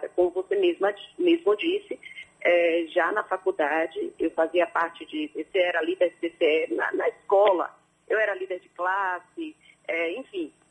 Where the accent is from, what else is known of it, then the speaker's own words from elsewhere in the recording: Salvador, Bahia, Brazil; eu nasci em Salvador